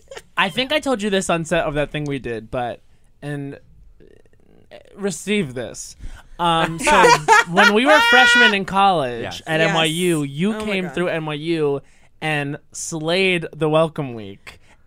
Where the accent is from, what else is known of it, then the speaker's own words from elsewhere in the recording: New York, United States; And then you go to New York City, and you think, oh, I got this. I'm from Long Island, and it's, like, so lonely